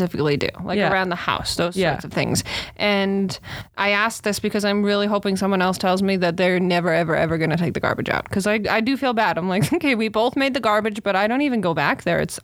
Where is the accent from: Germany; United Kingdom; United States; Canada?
Canada; also born or lived in Australia; as a Canadian